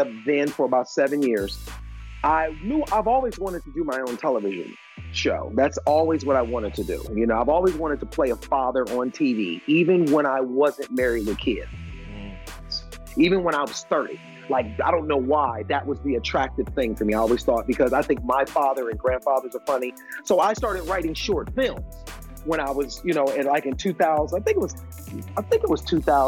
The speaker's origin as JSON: {"language": "English", "town": "Cleveland", "region": "Ohio", "country": "United States", "tie": "born or raised there", "moved": "yes", "said": "I'm from Cleveland, Ohio"}